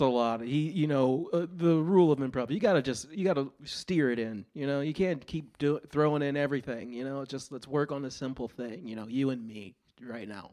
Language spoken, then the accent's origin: English; Cleveland, Ohio, United States; I'm from Cleveland